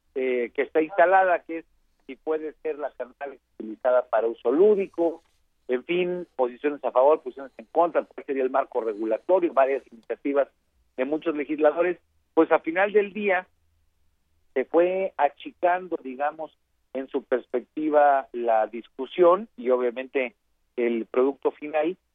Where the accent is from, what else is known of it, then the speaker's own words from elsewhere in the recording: Guerrero, Mexico; Yo soy del estado de Guerrero